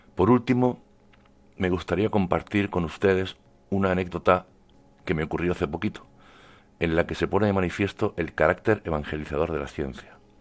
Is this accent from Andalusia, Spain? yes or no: yes; Cuevas del Almanzora, Andalusia, Spain; moved away as an adult; now in Puerto Rico; Aunque soy de Cuevas de Almanzora, en Almería, llevo ya algunos años desempeñando mi trabajo en Puerto Rico.